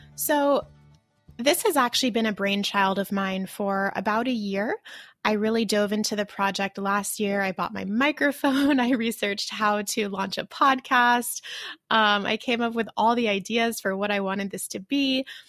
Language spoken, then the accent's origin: English; United States; moved away as an adult; now in Taiwan; I'm American